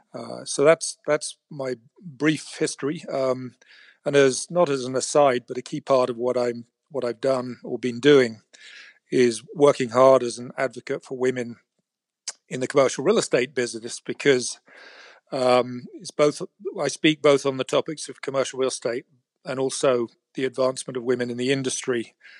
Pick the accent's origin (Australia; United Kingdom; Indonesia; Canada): United Kingdom; England; moved away as an adult; now in San Francisco, United States; I was raised in England as a, what they called a chartered surveyor